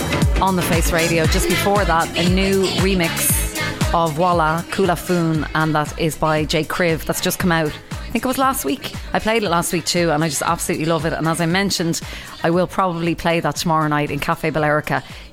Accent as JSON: {"language": "English", "country": "Ireland", "moved": "yes", "lives_now": "Brooklyn, United States", "said": "I'm so Irish, I check the weather every day."}